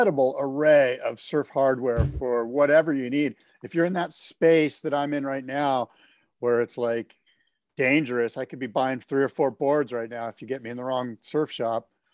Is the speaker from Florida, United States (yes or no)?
no; San Diego, California, United States; I'm from San Diego